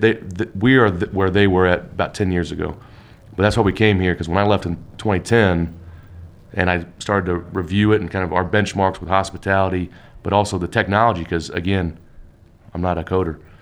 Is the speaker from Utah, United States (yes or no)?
yes; Salt Lake City, Utah, United States; moved away as an adult; now in Indiana, United States; I was born in Salt Lake